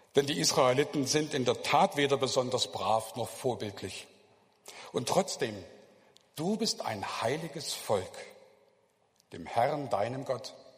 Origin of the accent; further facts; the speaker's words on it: Germany; als Deutsche